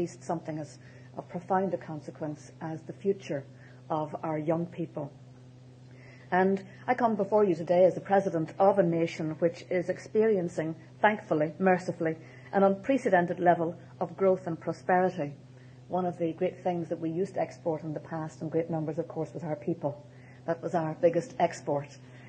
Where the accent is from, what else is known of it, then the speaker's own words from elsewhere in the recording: Ireland; We are on the island of Ireland